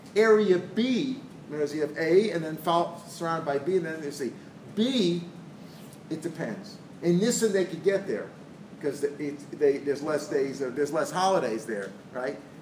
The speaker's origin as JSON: {"language": "English", "town": "St. Louis", "region": "Missouri", "country": "United States", "tie": "born or raised there", "said": "we grew up in St. Louis"}